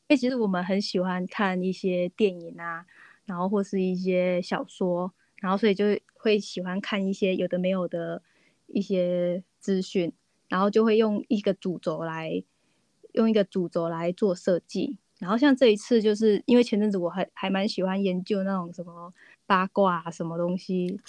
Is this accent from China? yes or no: no; Taiwan; 我们就是活在台湾，然后受到很多台湾在地文化的影响